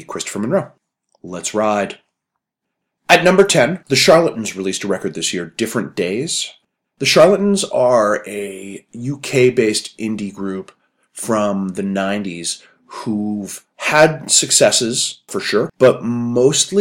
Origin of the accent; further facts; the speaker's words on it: Calgary, Alberta, Canada; I'm from Calgary